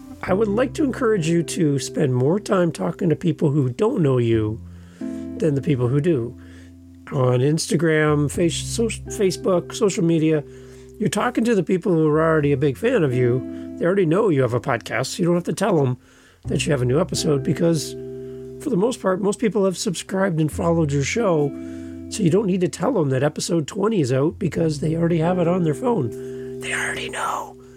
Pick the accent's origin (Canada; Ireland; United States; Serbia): Canada; We're both Canadian podcasters